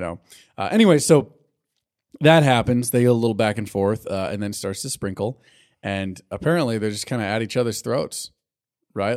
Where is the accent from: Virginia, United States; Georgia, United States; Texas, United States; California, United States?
California, United States; I'm Californian